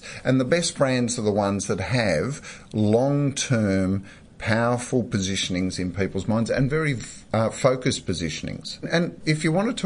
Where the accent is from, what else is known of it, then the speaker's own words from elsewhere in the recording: Melbourne, Victoria, Australia; growing up in Melbourne, you have to have an AFL team